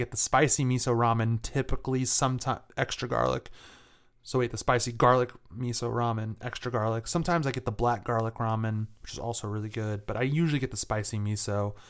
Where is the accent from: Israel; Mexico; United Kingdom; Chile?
United Kingdom; England; I'm from England.